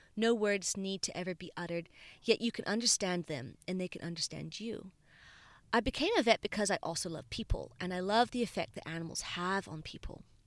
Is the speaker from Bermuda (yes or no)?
yes; Bermuda; now in Australia; So I was born in Bermuda, a tiny island in the middle of the Atlantic Ocean